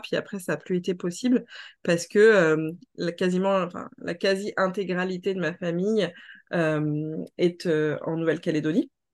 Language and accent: French; France; je suis née en Hexagone